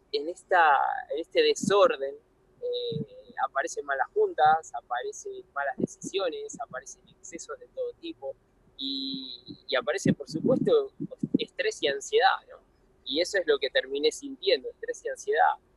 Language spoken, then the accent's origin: Spanish; Buenos Aires, Argentina; Yo me crié en Buenos Aires